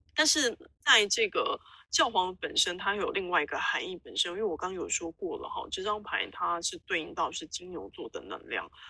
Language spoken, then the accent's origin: Chinese; Taiwan; 我们台湾人很常会讲一句话叫斜杠青年哦